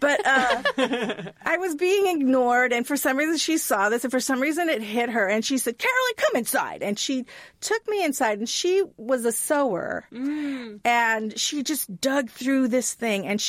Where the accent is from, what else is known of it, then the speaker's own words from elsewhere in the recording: Hawaii, United States; I grew up in Hawaii